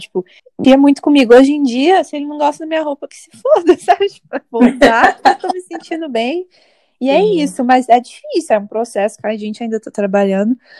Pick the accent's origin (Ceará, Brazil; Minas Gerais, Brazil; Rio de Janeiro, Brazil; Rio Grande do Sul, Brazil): Minas Gerais, Brazil; moved away as an adult; now in New York, United States; eu sou mineira de nascença e nova-iorquina de aborrecência